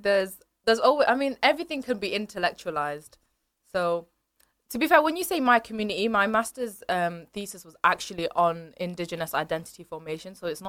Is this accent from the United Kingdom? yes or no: yes; Manchester, North West England, United Kingdom; I am a Bangladeshi Muslim, born and raised in Manchester.